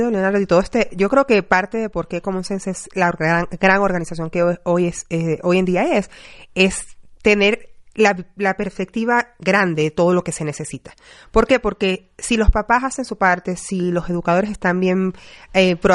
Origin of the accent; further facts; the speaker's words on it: Venezuela; now in United States; yo orgullosamente latina y yo soy venezolana, pero tengo 20 años fuera y, bueno, vivo en muchos lugares.